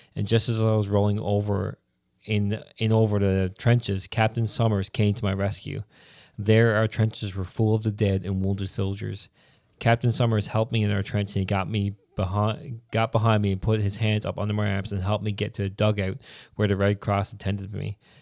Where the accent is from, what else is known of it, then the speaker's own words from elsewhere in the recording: Newfoundland and Labrador, Canada; I'm a Newfoundlander, then I'm a Canadian